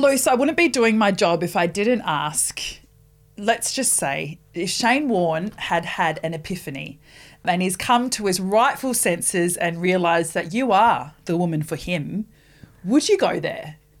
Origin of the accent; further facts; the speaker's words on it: New Zealand; also born or lived in Rotorua; now in Australia; I'm not an Australian citizen. I'm a Kiwi